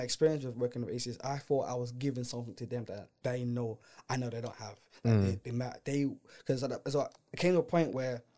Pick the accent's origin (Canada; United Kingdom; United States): United Kingdom; England; we're not actually American. Yeah. We're from England.